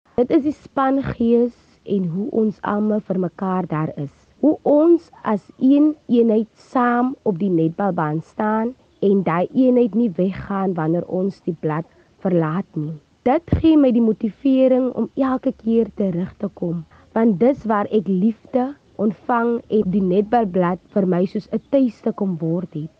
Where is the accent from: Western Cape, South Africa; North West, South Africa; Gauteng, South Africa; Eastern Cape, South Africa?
Western Cape, South Africa; Vredendaal; Ek is gebore in Vredendaal